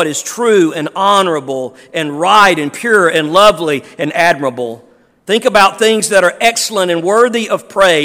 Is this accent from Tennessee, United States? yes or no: no; Neshoba County, Mississippi, United States; also born or lived in Meridian / Gluckstadt; I was born and raised in Neshoba County